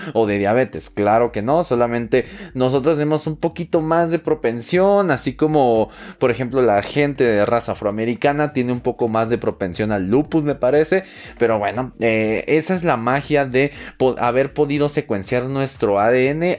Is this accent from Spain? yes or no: no; Mexico; soy de México